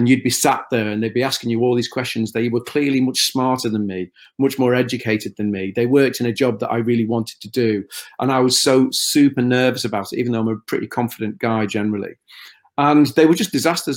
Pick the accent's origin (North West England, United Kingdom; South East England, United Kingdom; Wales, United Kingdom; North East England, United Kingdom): North West England, United Kingdom; Liverpool; accent: Scouse; I would probably go more Scouse the more pressure I felt in a situation where I felt uncomfortably inferior. I've become even more Scouse